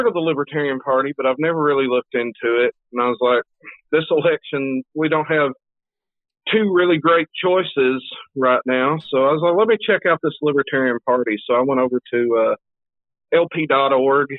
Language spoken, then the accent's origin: English; Tennessee, United States; I'm from Tennessee